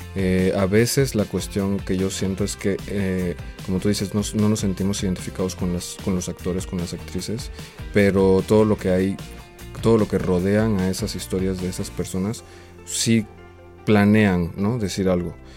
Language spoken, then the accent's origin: Spanish; Oaxaca, Mexico; el contexto donde yo crecí, en Oaxaca